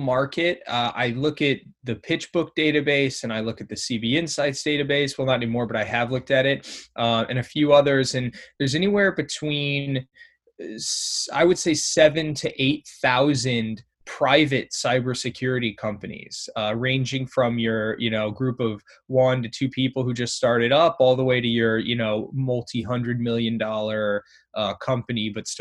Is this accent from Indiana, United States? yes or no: yes; Indiana, United States; moved away as an adult; also born or lived in Ohio / Middle East and North Africa; now in New York City, United States; I'm from the Midwest in the U.S., from Indiana